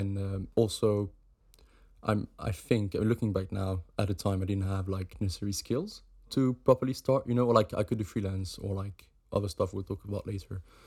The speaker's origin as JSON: {"language": "English", "country": "Switzerland", "moved": "as an adult", "lives_now": "United Kingdom", "said": "I'm from Switzerland"}